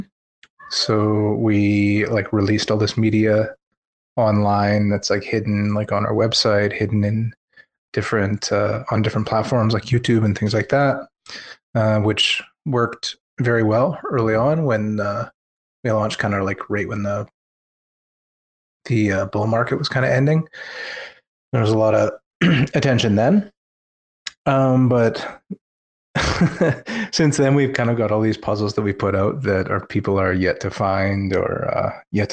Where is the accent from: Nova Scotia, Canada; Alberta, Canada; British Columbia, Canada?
British Columbia, Canada; Je viens de Colombie-Britannique, Canada